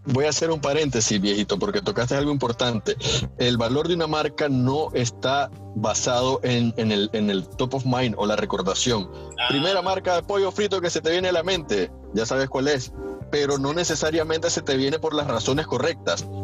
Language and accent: Spanish; Nicaragua; nosotros como, como nicaragüenses